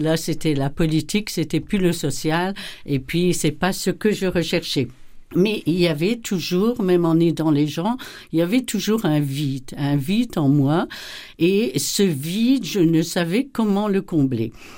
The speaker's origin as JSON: {"language": "French", "country": "Belgium", "also_born_or_lived": "Cameroon / Kivu, DR Congo", "moved": "as an adult", "lives_now": "Kikwit, DR Congo", "said": "m'a fait abandonner un peu la Belgique. Donc, euh, voilà, comme Abraham, j'ai quitté mon pays"}